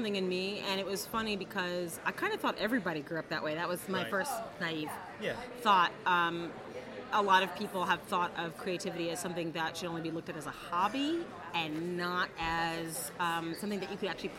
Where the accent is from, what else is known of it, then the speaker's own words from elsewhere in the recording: Denver, Colorado, United States; born there; Well, my dad actually played for the Denver Nuggets, and that's why I was born in Denver.